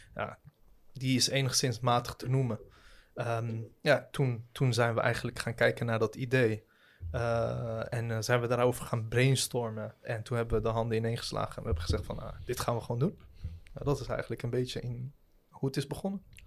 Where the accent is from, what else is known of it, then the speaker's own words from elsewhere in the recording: Rotterdam, South Holland, Netherlands; also born or lived in The Hague; now in Ridderkerk, Netherlands; geboren in Den Haag, opgegroeid in Rotterdam, eh, wonend nu in Ridderkerk